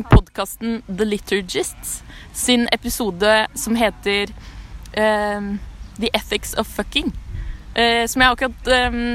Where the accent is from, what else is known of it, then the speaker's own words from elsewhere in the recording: Agder, Norway; Mitt sommertips er, siden jeg er fra Sørlandet, å bade masse, sole seg, spise masse is.